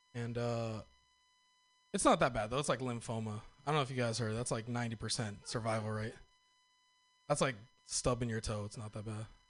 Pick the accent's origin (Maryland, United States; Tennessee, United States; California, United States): California, United States; Northern; I'm from Northern California